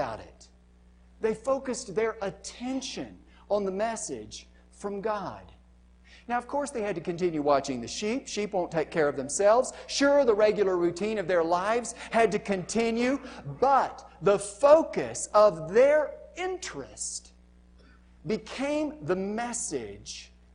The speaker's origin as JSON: {"language": "English", "country": "United States", "said": "I'm an American"}